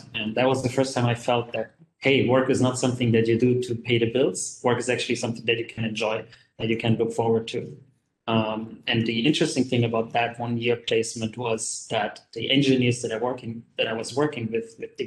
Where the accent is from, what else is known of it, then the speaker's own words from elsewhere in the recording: Germany; now in Kuala Lumpur, Malaysia; I'm originally from Germany, but currently I live and work in Kuala Lumpur in Malaysia